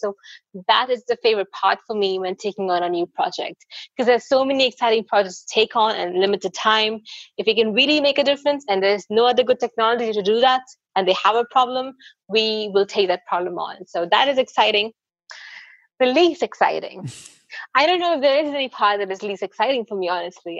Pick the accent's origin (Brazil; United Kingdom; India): India; I'm from India